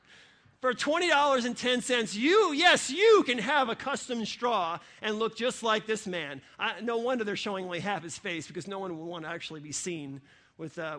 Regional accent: New York, United States; now in Ohio, United States; I grew up in New York

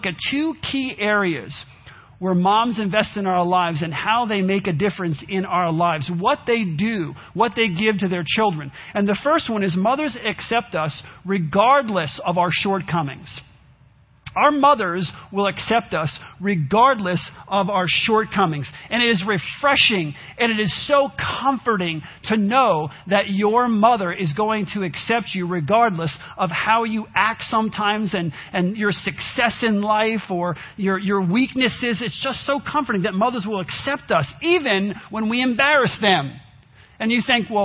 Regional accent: New York, United States; I grew up in New York

